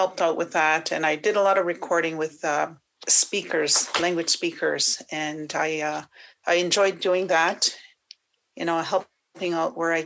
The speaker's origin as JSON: {"language": "English", "town": "Wikwemikong", "region": "Ontario", "country": "Canada", "moved": "yes", "said": "I am originally from Wikwem Kong on Manitoulin Island, and I am Anishinaabe and Odawa."}